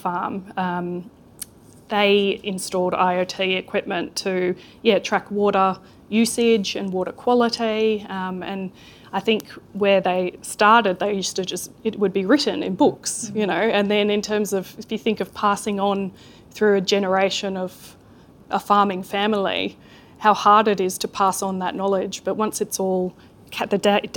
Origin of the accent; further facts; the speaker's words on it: Sydney, New South Wales, Australia; now in New Zealand; I did not grow up here. You can't tell from my accent. I grew up in Sydney